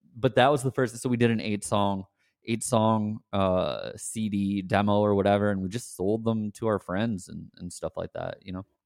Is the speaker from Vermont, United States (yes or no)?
no; Scranton, Pennsylvania, United States; I grew up in Scranton